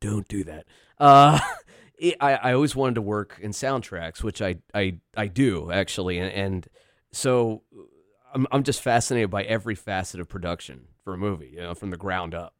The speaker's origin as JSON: {"language": "English", "region": "Virginia", "country": "United States", "tie": "born or raised there", "also_born_or_lived": "Philadelphia, Pennsylvania", "moved": "yes", "lives_now": "Chambersburg, United States", "said": "born outside Philadelphia, raised in Virginia"}